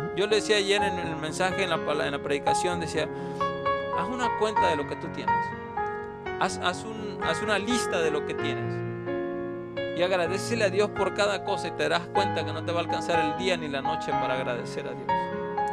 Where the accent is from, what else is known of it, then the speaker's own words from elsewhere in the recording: Veracruz, Mexico; now in Tucson, United States; yo soy de Veracruz